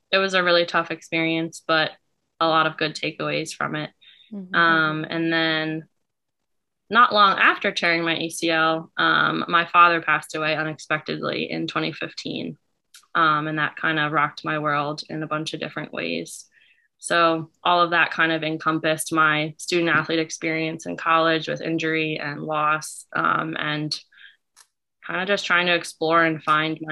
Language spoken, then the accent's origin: English; Central New Jersey, United States; also born or lived in Bucks County, Pennsylvania; I grew up in Central New Jersey